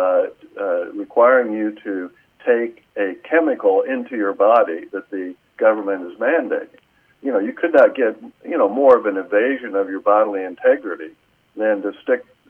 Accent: Terre Haute, Indiana, United States; My law firm's in Terre Haute, Indiana, which is my hometown

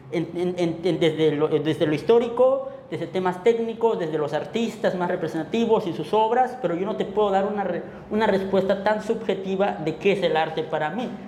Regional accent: Mexico; al final de cuentas todos somos mexicanos

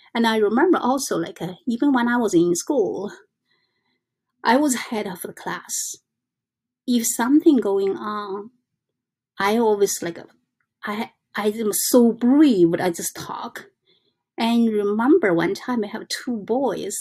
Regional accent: China; English is a second language; now in New York, United States; I came from China

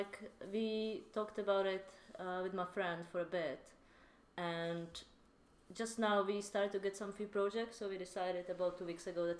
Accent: Czechia; I'm from Czech.

